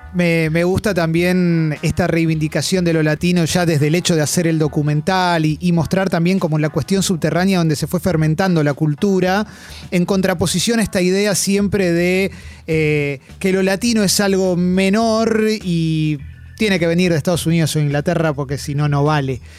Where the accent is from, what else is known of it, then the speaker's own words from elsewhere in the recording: Argentina; acá somos tres argentinos